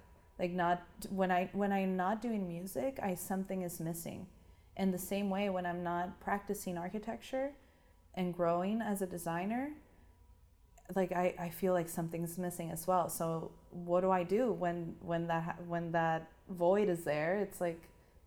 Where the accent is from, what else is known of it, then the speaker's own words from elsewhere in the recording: Tijuana, Baja California, Mexico; moved away as an adult; now in San Diego, United States; But I grew up in Tijuana and lived in Tijuana my whole life